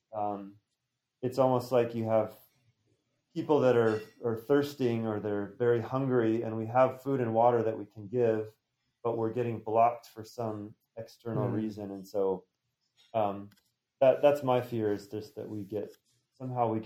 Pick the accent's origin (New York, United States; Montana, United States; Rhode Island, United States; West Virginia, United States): Montana, United States; I grew up in Montana, the beautiful mountains